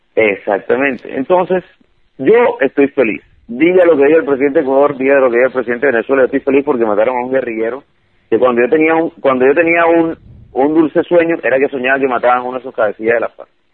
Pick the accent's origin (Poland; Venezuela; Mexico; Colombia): Colombia; now in United States; nosotros somos colombianos